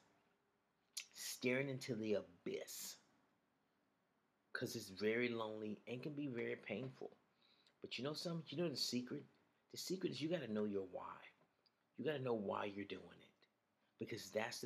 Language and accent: English; Alabama, United States; I remember growing up in Alabama